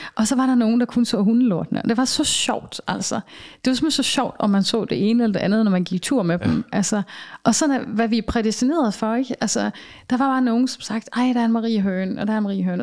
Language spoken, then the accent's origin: Danish; Denmark; moved away; also born or lived in southern Germany; som vi kender det herhjemme